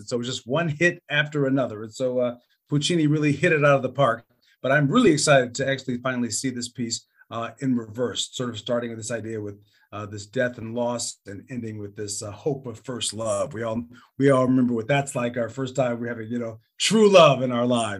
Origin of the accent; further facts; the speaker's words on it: Chicago, Illinois, United States; I'm from Chicago.